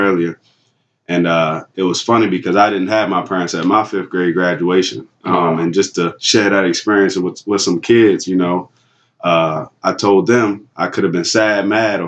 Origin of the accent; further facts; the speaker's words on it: Baltimore, Maryland, United States; moved away; I'm originally from Baltimore, Maryland, right on the east side of Baltimore